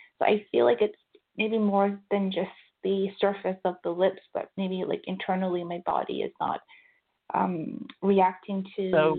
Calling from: Vancouver, British Columbia, Canada; Yes. Hi, James. … I'm calling from Vancouver.

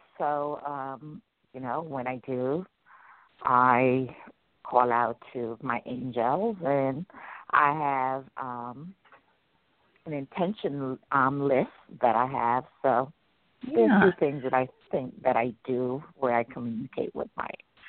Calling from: Maryland, United States; I'm calling from Maryland.

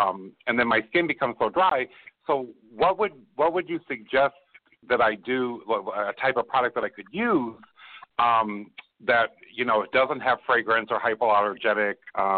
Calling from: Chicago, Illinois, United States; I'm calling from Chicago, Illinois.

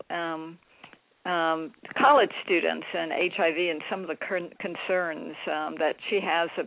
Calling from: Winston-Salem, North Carolina, United States; I'm calling from North Carolina.

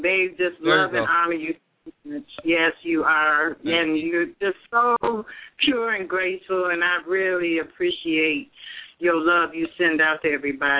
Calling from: Detroit, Michigan, United States; I'm live from Detroit.

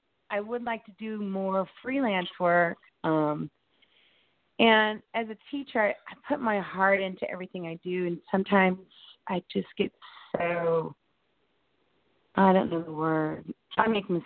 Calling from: Indianapolis, Indiana, United States; Hi, I'm calling from Indianapolis.

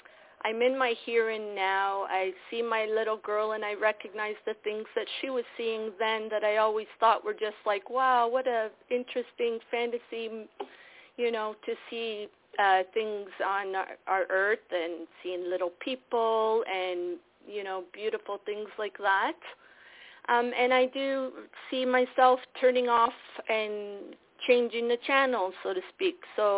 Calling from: Toronto, Ontario, Canada; Yes, Ontario, Toronto.

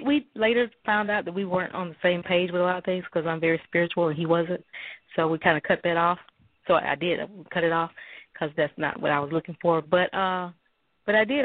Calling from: Mobile, Alabama, United States; I'm calling in from Alabama.

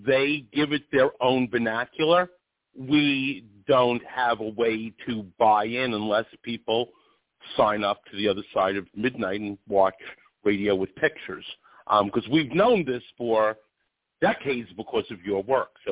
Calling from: Rochester, New York, United States; I'm calling from Rochester, New York

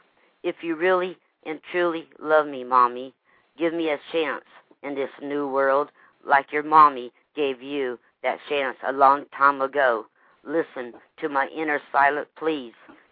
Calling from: Lake Wales, Florida, United States; I'm Lake Wells, Florida.

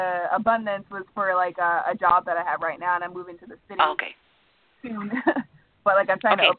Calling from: Cherry Hill, New Jersey, United States; I'm calling from Cherry Hill in New Jersey.

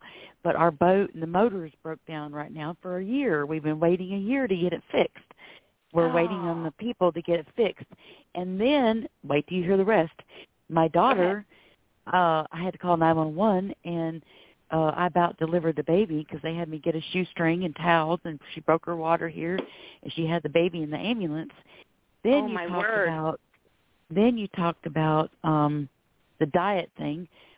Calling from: Florida, United States; I'm calling from Florida.

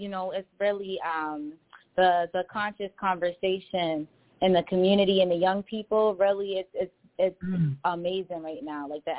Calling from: Boston, Massachusetts, United States; also born or lived in Angola (parents); I'm calling from Boston.

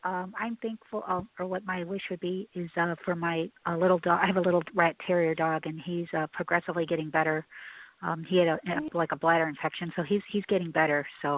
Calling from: Chicago, Illinois, United States; I'm calling from Chicago.

